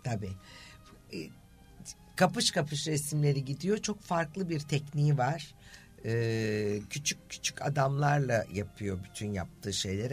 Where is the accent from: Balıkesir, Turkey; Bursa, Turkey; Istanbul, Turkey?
Istanbul, Turkey; Büyükada; benim de çocukluğum Büyükada'da Anadolu Kulübü'nde geçti.